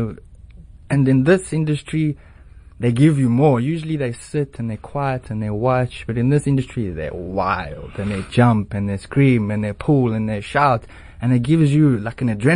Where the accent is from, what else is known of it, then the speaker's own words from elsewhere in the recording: Johannesburg, Gauteng, South Africa; moved away as an adult; now in Cape Town, South Africa; I'm originally from Johannesburg